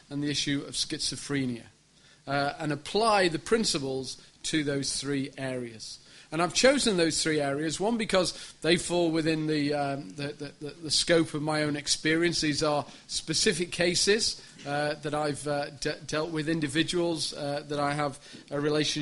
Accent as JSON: {"language": "English", "town": "Sheffield", "region": "Yorkshire and the Humber", "country": "United Kingdom", "said": "I'm from Sheffield, which is a beautiful city in the north of the country"}